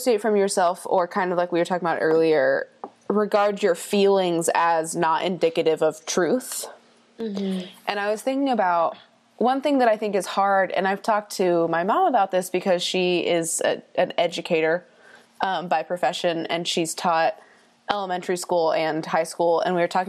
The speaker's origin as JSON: {"language": "English", "town": "Dallas", "region": "Texas", "country": "United States", "said": "I'm from Dallas"}